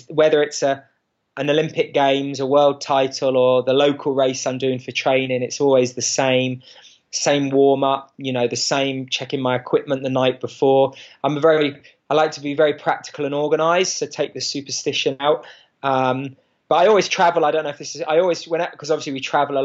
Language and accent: English; England, United Kingdom; moved away as an adult; now in Boulder, United States; growing up in England and the United Kingdom.